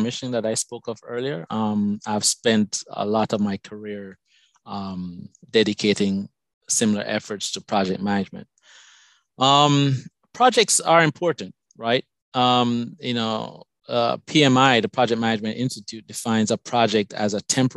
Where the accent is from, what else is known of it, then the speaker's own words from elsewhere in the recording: Jamaica; accent: Jamaican; moved away as an adult; also born or lived in Madison, Wisconsin, United States; now in United States; My accent is from Jamaica. I came to this country many years ago for college